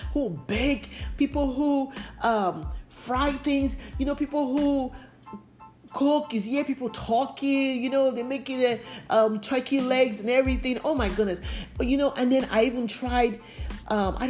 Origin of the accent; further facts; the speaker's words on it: Nigeria; moved away as an adult; now in United States; I grew up in Nigeria.